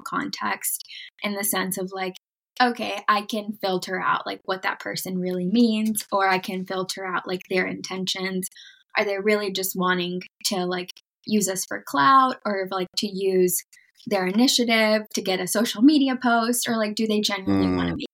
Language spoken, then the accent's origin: English; United States; also born or lived in Mexico; growing up in the United States